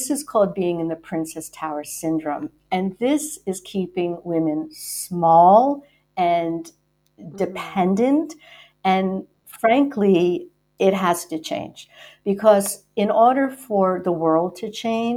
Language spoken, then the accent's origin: English; the New York area, United States; I'm from the New York area